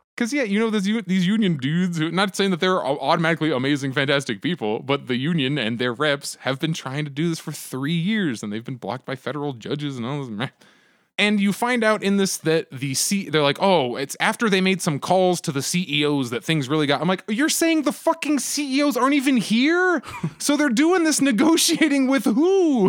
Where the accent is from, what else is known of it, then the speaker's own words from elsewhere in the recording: Pennsylvania, United States; moved away; I'm originally from Pennsylvania, and I speak to very, very few people who are from my like high school and elementary schools